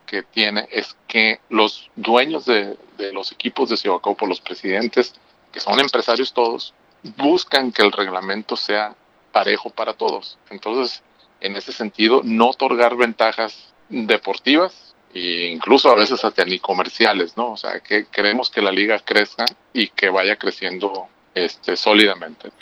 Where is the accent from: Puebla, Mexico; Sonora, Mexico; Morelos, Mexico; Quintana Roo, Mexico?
Sonora, Mexico; Hermosillo; Yo soy de aquí, de Hermosillo.